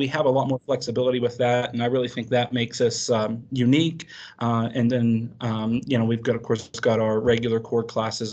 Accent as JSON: {"language": "English", "area": "Doddridge County", "region": "West Virginia", "country": "United States", "tie": "born or raised there", "moved": "as an adult", "lives_now": "Parsons, United States", "said": "I'm originally from Doddridge County. I'm a graduate of Doddridge County High School in 2009"}